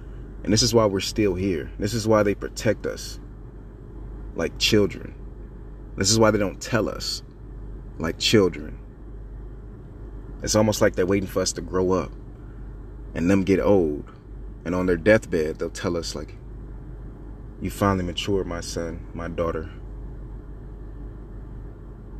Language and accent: English; United States; As an American civilian